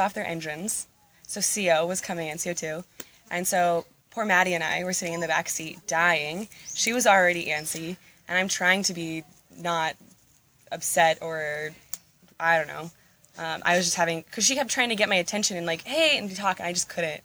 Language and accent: English; Phoenix, Arizona, United States; moved away as an adult; now in Uganda; I'm from Phoenix, so I feel like we grow out as opposed to up. I was more on the outskirts